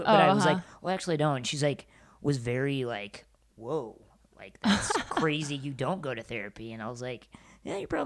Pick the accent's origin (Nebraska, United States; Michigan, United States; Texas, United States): Nebraska, United States; small town; moved away as an adult; now in Los Angeles, United States; I'm from small town Midwest, small town Nebraska